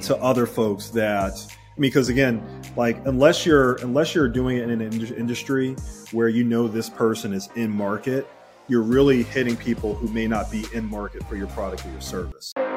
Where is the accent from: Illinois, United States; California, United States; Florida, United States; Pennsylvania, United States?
Pennsylvania, United States; Philadelphia; I grew up in Philadelphia.